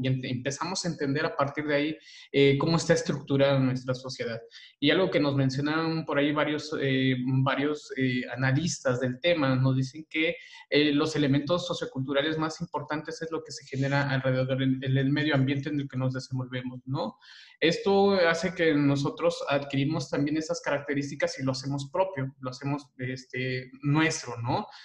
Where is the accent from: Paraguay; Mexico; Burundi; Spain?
Mexico; Chiapas; la cultura, al menos este, chiapaneca, ¿verdad? Yo voy a hablar de donde yo nací